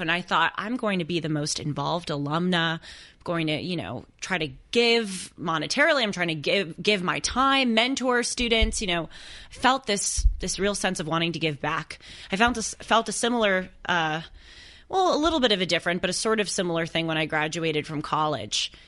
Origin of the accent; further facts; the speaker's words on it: Los Angeles, California, United States; I'm from Los Angeles. Big city, impersonal.